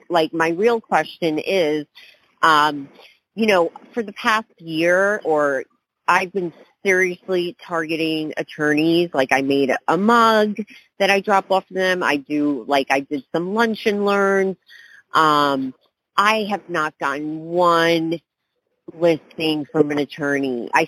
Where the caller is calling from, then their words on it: New York, United States; Okay, hey, Chad, I'm calling from New York here.